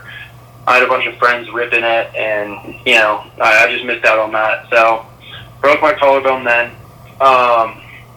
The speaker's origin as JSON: {"language": "English", "region": "Colorado", "country": "United States", "tie": "born or raised there", "also_born_or_lived": "Illinois", "said": "So, I actually was born in Illinois. I moved to Colorado when I was 2 years old."}